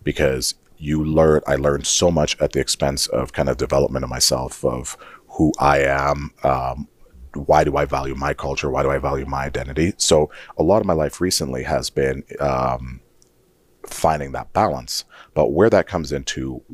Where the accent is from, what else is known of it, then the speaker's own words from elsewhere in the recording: Saskatchewan, Canada; moved away as an adult; also born or lived in Nigeria / Guelph, Ontario / Regina; now in Edmonton, Canada; growing up in Saskatchewan, and especially working in like my 20s